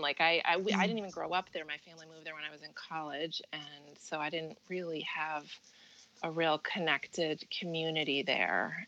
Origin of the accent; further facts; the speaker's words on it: Midwest, United States; moved away as an adult; now in New Jersey, United States; I grew up in the Midwest